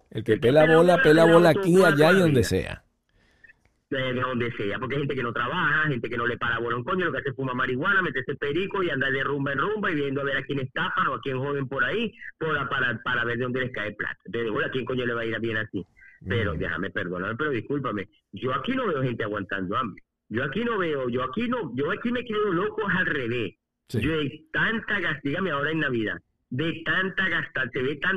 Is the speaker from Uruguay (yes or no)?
no; Spain; now in Venezuela; Vengo de España, que supuestamente es un país desarrollado, un país modernismo, y vengo de ver aquellas colas de hambre. Y llego a Venezuela